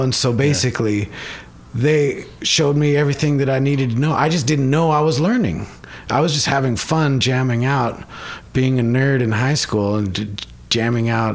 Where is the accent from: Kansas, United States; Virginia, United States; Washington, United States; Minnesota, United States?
Washington, United States; Bellevue; I grew up in Seattle, or it's kind of a, uh, six miles away. It's a place called Bellevue